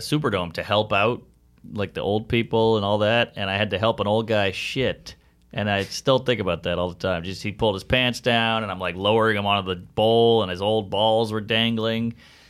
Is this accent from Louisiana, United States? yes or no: yes; New Orleans, Louisiana, United States; moved away as an adult; also born or lived in Baton Rouge; I grew up in New Orleans.